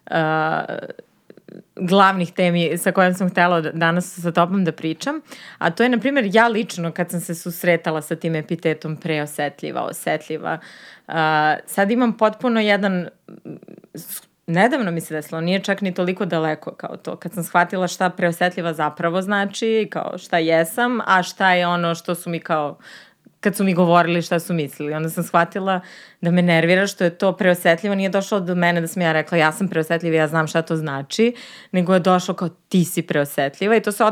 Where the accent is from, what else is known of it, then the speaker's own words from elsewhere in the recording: Jagodina, Pomoravlje District, Serbia; moved away; ja kad sam bila mala i ja sam odrasla u Jagodini